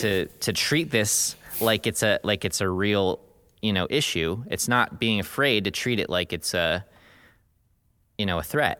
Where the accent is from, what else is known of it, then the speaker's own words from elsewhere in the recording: United States; growing up in the United States